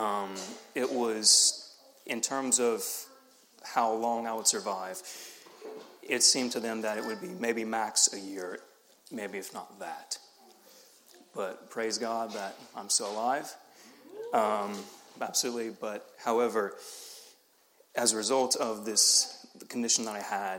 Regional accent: the South, United States; accent: Southern; I was from the South

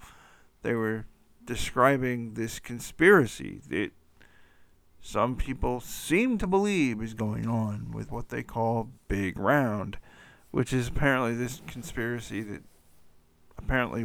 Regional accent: Atlanta, Georgia, United States; my hometown of Atlanta, Georgia

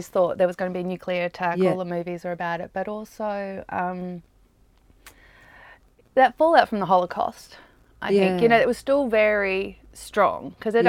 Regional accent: Australia; also born or lived in United States; In Australia. Oh, in the US for a bit, and then in Australia.

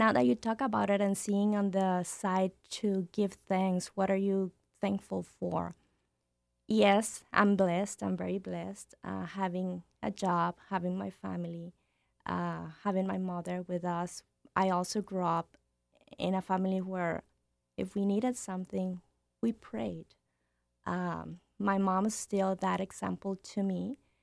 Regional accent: Nuevo Laredo, Tamaulipas, Mexico; moved away; I'm from Nuevo Laredo. I grew up in Nuevo Laredo.

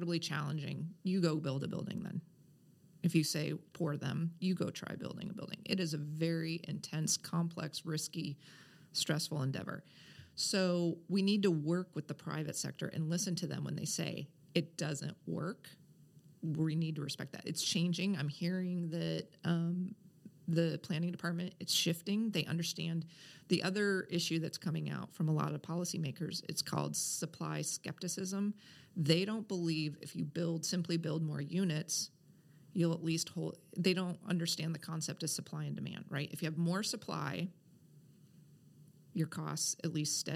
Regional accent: Kansas City, United States; now in Portland, United States; I grew up in Kansas City in the Midwest

